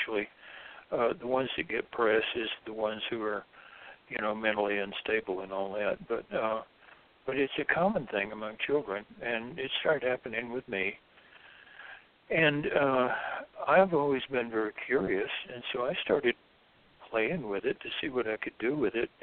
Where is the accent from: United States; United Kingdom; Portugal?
United States; Deep South; I was raised in the Deep South, Southern Baptist